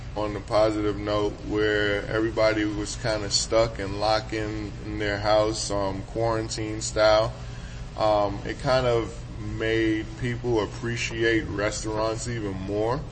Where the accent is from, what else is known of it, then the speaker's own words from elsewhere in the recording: New York City, New York, United States; Me growing up in New York City is a big melting pot